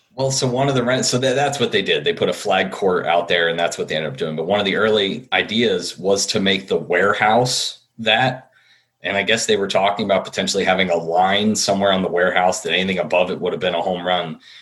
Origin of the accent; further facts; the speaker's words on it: New Jersey, United States; growing up in Central Jersey, the games I went to most were Veteran Stadium